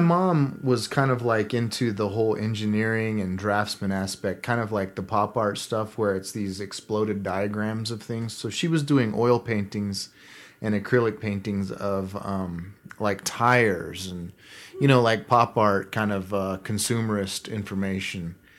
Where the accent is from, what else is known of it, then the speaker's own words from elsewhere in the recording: southern Kansas, United States; I grew up in Kansas, at the really su-, southern part of it, right next to the Oklahoma border.